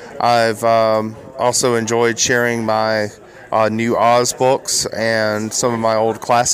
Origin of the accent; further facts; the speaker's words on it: Barnwell, South Carolina, United States; I'm originally from Barnwell, South Carolina.